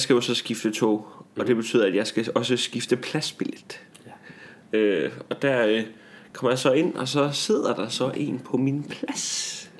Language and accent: Danish; Tarm, Central Denmark Region, Denmark; born or raised there; moved away